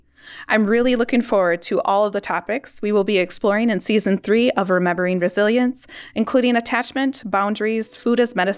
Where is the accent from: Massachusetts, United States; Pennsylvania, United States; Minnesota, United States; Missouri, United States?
Minnesota, United States; Pine County; moved away; I currently reside in the urban area, but I am still very much a part of my hometown, which is located in Pine County.